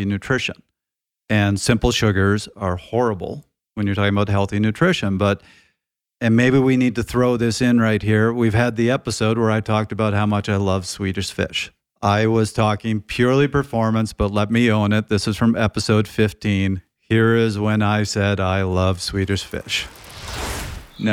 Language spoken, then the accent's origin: English; Canada; moved away; I'm from Canada